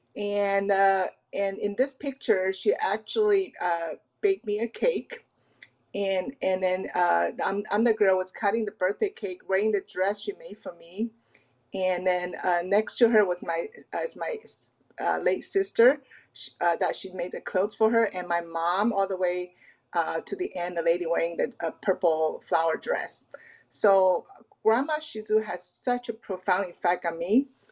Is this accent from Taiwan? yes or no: yes; Taiwan; now in Pacific Northwest, United States; I'm an immigrant from Taiwan